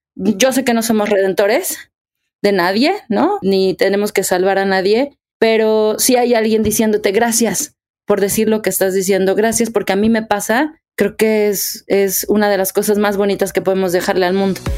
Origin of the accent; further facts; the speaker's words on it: Mexico; soy actriz, soy cantante, soy mexicana